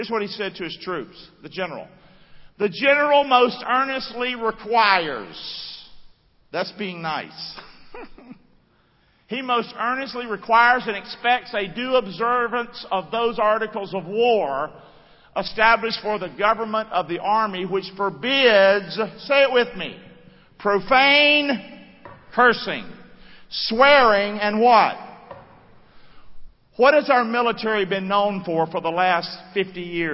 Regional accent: United States; as an American.

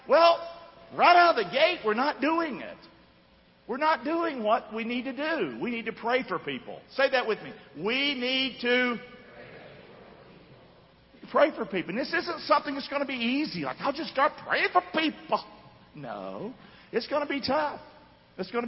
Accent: United States; I'm an American too.

